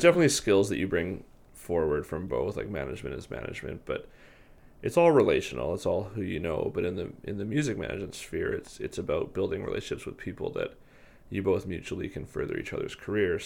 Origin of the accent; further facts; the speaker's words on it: Victoria, British Columbia, Canada; I'm born and raised in Victoria, BC